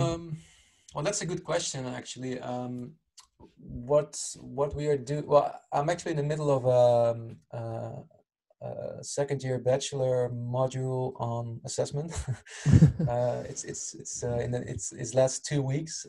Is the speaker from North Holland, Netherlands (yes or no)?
no; Utrecht, Netherlands; moved away; also born or lived in Rotterdam; actual hometown is Utrecht at the moment. I'm not living there anymore.